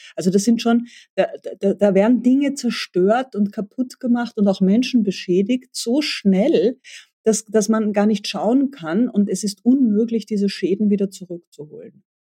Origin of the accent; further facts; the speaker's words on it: Austria; mir als Österreicherin